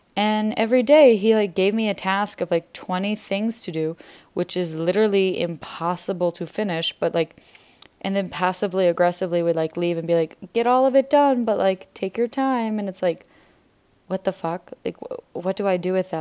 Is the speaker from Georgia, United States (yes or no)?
yes; Atlanta, Georgia, United States; moved away as an adult; now in Israel; I'm from Georgia